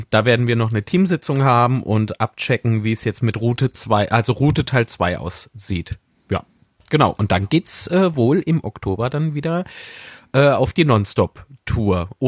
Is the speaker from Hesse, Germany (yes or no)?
no; Zweibrücken, Rhineland-Palatinate, Germany; jetzt bin ich in Zweibrücken in der alten Heimat und nächtige hier